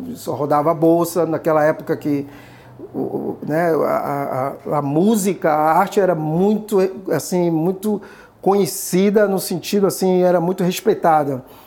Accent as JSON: {"language": "Portuguese", "town": "Salvador", "region": "Bahia", "country": "Brazil", "tie": "born or raised there", "moved": "yes", "lives_now": "New York, United States", "said": "Nordeste Amaralina, que é o bairro onde eu fui criado"}